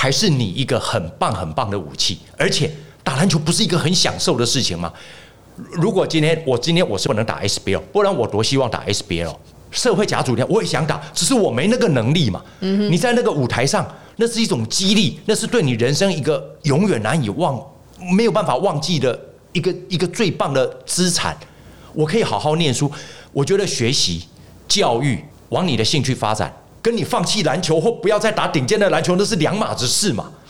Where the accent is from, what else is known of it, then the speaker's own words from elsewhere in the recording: Taiwan; 我们台湾人在造神的时候造的非常的伟大，